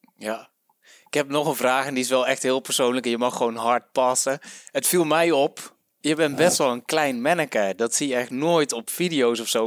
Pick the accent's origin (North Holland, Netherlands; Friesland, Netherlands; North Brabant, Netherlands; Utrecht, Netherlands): North Brabant, Netherlands; Den Bosch region; moved away; oorspronkelijk kom ik hier uit Regio Den Bosch